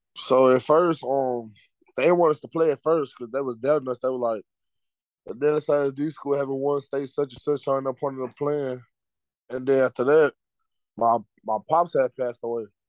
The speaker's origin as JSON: {"language": "English", "town": "Dallas", "region": "Texas", "country": "United States", "said": "I'm from Dallas."}